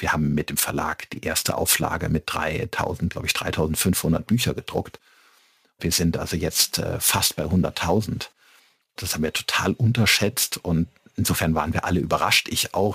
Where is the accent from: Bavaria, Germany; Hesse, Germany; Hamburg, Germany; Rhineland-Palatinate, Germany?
Rhineland-Palatinate, Germany; Middle Rhine, foot of the Westerwald; moved away as an adult; now in Regensburg, Germany; Ich komme aus dem Mittelrhein, äh, am Fuße des schönen Westerwaldes und äh, bin dort aufgewachsen